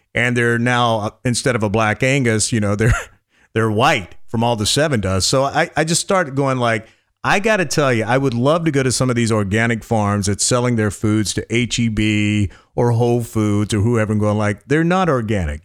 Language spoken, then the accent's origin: English; North Carolina, United States; now in Austin, United States; growing up in North Carolina on a farm